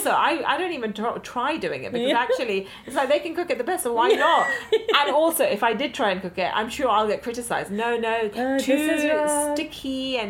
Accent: London, United Kingdom; I think as an Indian growing up in London

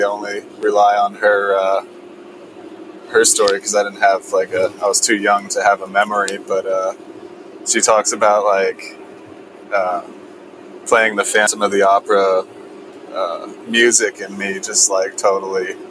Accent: Stamford, Connecticut, United States; also born or lived in New Canaan, Connecticut; I was born in Stamford, Connecticut, so I'm from Connecticut originally

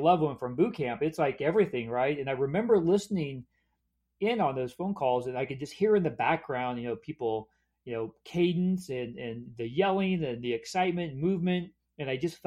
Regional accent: Kansas, United States; moved away as an adult; also born or lived in Dallas, Texas; I grew up in Kansas as a preacher's kid, PK. So my dad was a Methodist minister. And I grew up in really some small towns in Kansas, moved around quite a bit

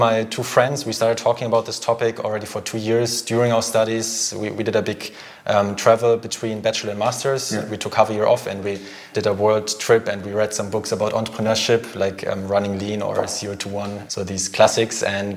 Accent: Germany; moved away as an adult; also born or lived in Philippines / Paris, France; now in Zurich, Switzerland; I'm from Germany originally

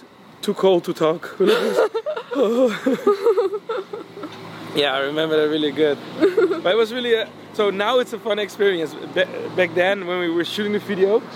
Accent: Netherlands; I was from Holland

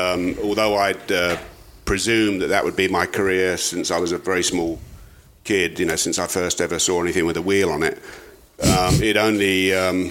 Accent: South of England, United Kingdom; moved away; South of England

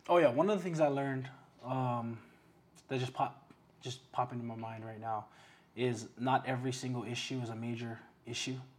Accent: Waipahu, Hawaii, United States; also born or lived in Waianae; born in Waianae, grew up in Waipahu

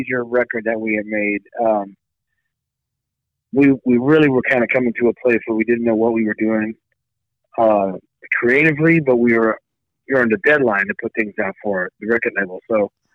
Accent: St. Louis, Missouri, United States; I'm from St. Louis, Missouri

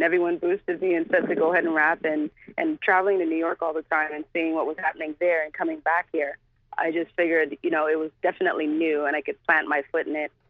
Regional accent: Canada; we rap and we're from Canada.

